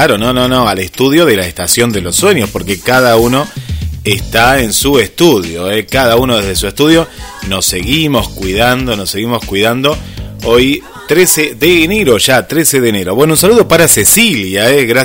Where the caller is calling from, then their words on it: Mérida, Yucatán, Mexico; Somos del Club Amo Mi Locura de México les escuchamos desde Mérida, Yucatán, la península y de Yucatán.